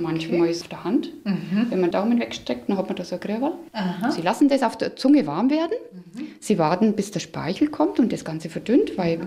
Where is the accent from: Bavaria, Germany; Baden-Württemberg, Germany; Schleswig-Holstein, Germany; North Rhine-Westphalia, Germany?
Bavaria, Germany; Straubing; now in Franconia, Germany; Ich komme aus Straubing das hört man noch, denke ich, das kommt noch ganz schön durch.